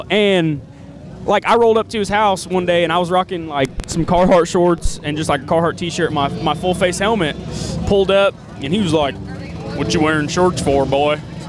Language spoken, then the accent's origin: English; Illinois, United States; I'm from Illinois.